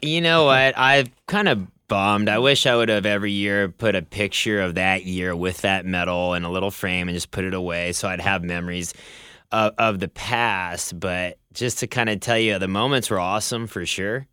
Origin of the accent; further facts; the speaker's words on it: Bellevue, Nebraska, United States; now in Southern California, United States; I grew up in Bellevue, Nebraska. It's a small town just outside of Omaha